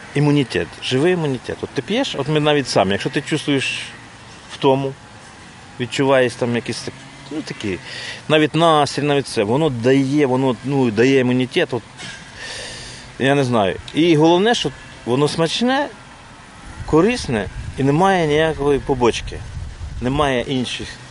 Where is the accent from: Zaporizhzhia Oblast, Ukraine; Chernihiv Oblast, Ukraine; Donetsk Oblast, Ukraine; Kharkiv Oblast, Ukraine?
Chernihiv Oblast, Ukraine; Pryluky; also born or lived in Kyiv; now in Hnidyn, Ukraine; я сам з Прилук, я жив в Києві, ну, з Прилуцького району.